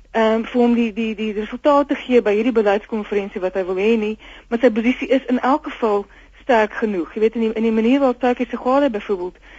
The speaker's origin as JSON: {"language": "Afrikaans", "country": "South Africa", "said": "Ons is tog almal Suid-Afrikaners"}